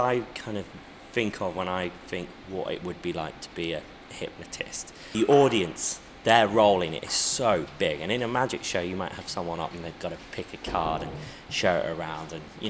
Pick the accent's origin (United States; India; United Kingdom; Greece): United Kingdom; Midlands; I'm from the Midlands